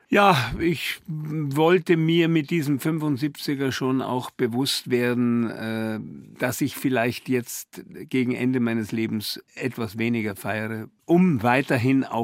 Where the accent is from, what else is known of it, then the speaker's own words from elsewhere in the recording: Bavaria, Germany; Komischerweise als Bayer